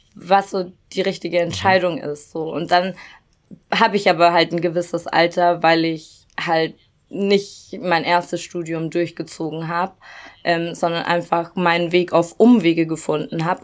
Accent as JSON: {"language": "German", "town": "Regensburg", "region": "Bavaria", "country": "Germany", "tie": "born or raised there", "also_born_or_lived": "Cologne", "moved": "as an adult", "said": "in meiner Heimatstadt in Regensburg"}